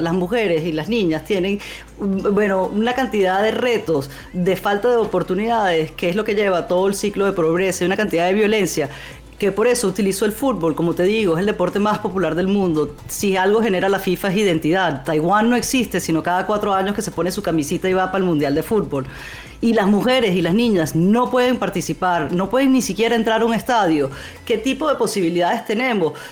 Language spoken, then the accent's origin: Spanish; Venezuelan Amazonas, Venezuela; moved away; yo crecí en el Amazonas venezolano